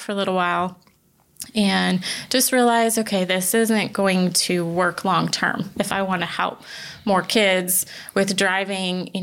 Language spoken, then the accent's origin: English; Connecticut, United States; now in South Carolina, United States; I'm actually originally from the Northeast. I grew up in Connecticut